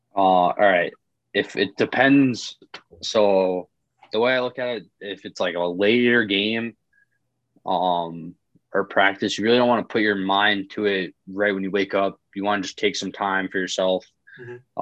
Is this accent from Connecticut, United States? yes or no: yes; Putnam, Connecticut, United States; also born or lived in Western New York; I'm um, from Putnam, Connecticut